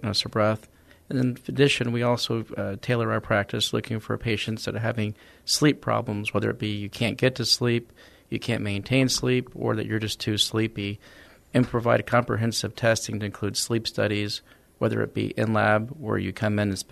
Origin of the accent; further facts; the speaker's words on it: Dallas, Texas, United States; moved away as an adult; also born or lived in Sherman, Texas; now in San Antonio, United States; I'm originally from Dallas, Texas